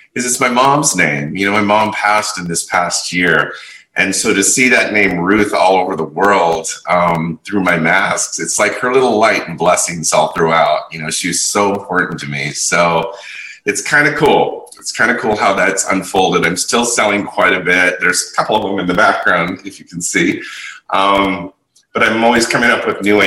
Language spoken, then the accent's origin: English; San Francisco, California, United States; moved away as an adult; also born or lived in Las Vegas; now in Los Angeles, United States; I've originally born and raised in San Francisco